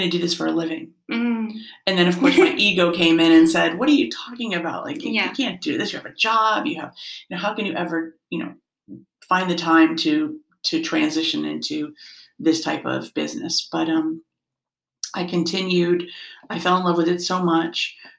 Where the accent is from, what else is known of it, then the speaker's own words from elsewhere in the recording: Norwalk, Connecticut, United States; now in Newtown, United States; I grew up in Norwalk